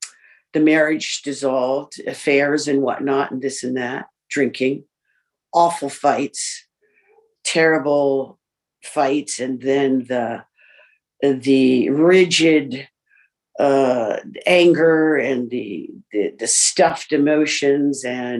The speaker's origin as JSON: {"language": "English", "region": "New York", "country": "United States", "tie": "born there", "said": "I was born in New York, both parents, alcoholics, of four siblings."}